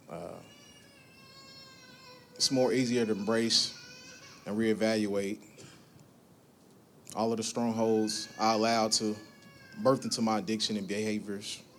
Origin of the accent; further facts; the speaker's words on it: Evansville, Indiana, United States; I'm from Evansville, Indiana. I'm born and raised. I grew up in a household of seven boys, one girl.